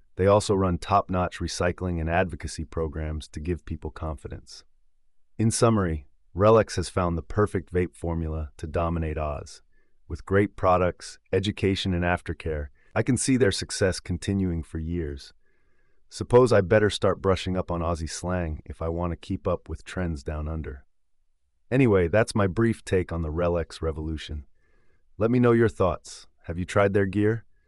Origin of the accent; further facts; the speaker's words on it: England, United Kingdom; accent: English; my English accent